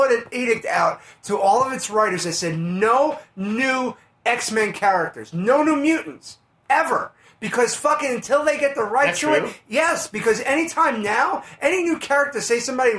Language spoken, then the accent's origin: English; Bronx, New York, United States; Like, I grew up in the Bronx.